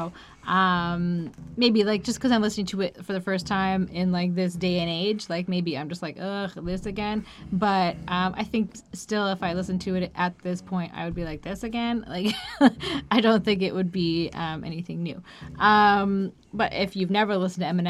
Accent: Canada; As a Canadian

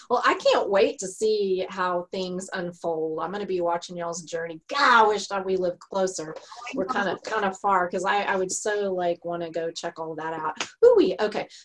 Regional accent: Texas, United States; I'm a Texan.

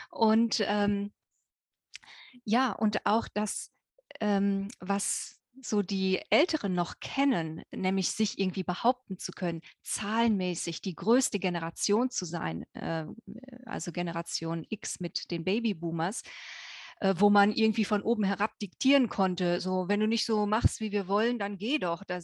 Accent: Germany; ihr hört es ja an meinem Akzent. Ne? Äh, ich bin äh, in Deutschland aufgewachsen und äh, auf dem Land ganz wohl behütet

